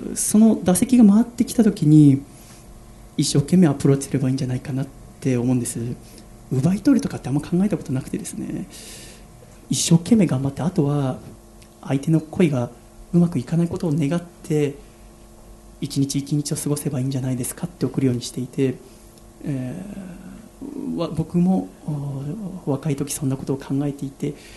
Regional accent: Yokohama, Kanagawa, Japan; 生まれも育ちも神奈川県横浜市

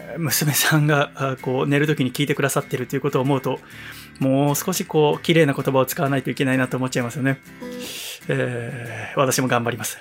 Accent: Yokohama, Kanagawa, Japan; 私、横浜生まれ、横浜育ちですから

